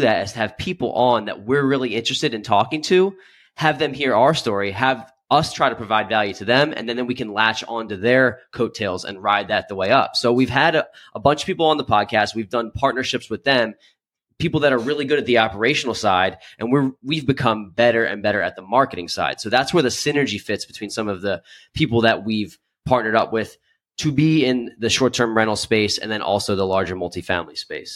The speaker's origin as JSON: {"language": "English", "town": "Philadelphia", "region": "Pennsylvania", "country": "United States", "said": "I'm from the Philadelphia"}